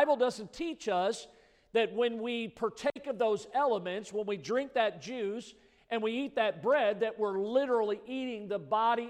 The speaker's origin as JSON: {"language": "English", "region": "Midwest", "country": "United States", "tie": "born or raised there", "moved": "yes", "lives_now": "South Florida, United States", "said": "I grew up in the Midwest"}